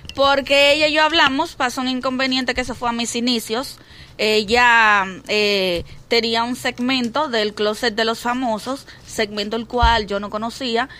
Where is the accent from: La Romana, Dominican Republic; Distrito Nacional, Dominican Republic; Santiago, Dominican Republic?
Distrito Nacional, Dominican Republic; Santo Domingo; moved away as an adult; Yo vengo de La Puya, parte atrás.